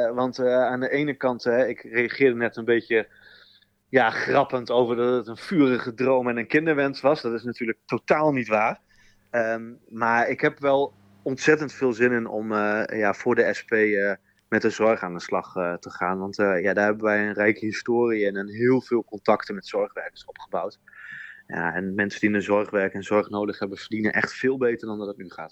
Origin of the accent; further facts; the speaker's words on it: Groningen countryside, Netherlands; accent: Groningse tongval; ik ben een geboren Groninger. Ik kom ook uit het, van het platteland van Groningen.